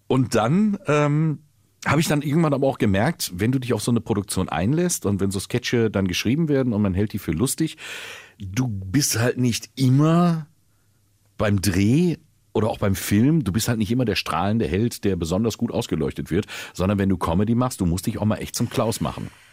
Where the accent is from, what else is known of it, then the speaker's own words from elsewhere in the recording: Sauerland, North Rhine-Westphalia, Germany; moved away; ich komme aus dem Sauerland und bin im Schnee geboren im Dezember